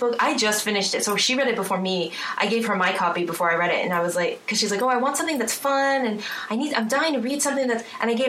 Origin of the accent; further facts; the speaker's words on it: United States; also born or lived in Boston / Southern California; I'm American.